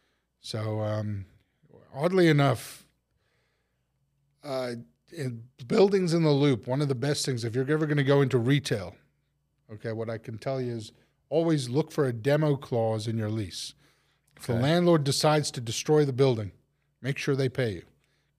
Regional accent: Chicago, Illinois, United States; well, I'm not from New York. I'm from Chicago.

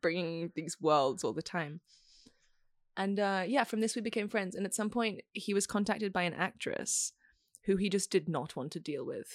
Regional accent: Australia; moved away as an adult; also born or lived in Beijing / Bosnia and Herzegovina; now in Italy; I'm currently based in Italy, but I'm Australian

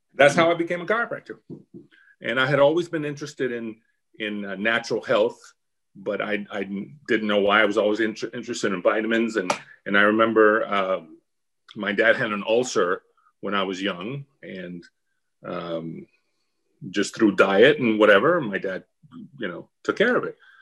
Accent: Miami, Florida, United States; moved away as an adult; I was from Miami

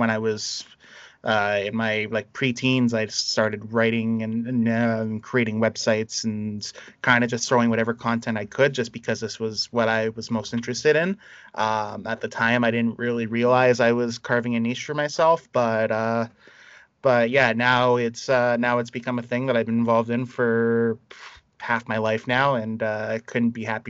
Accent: Toronto, Ontario, Canada; we started about being in Toronto. I grew up in a lot of like predominantly minority communities. I was raised in Little Jamaica. I spent a lot of time in Lawrence Heights.

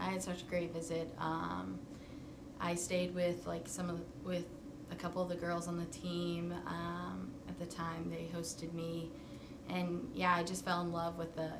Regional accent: Charlotte, North Carolina, United States; now in Tucson, United States; I lived there like my whole life before coming to Tucson

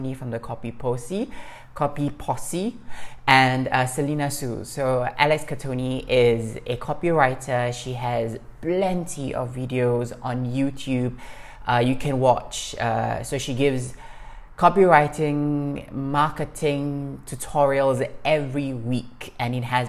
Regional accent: Singapore; moved away as an adult; now in Morocco; I'm Singaporean, living in Morocco

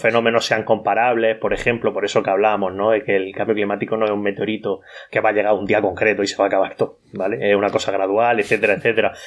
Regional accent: Cartagena, Region of Murcia, Spain; Yo soy de Cartagena, del sureste de la península ibérica, en la región de Murcia

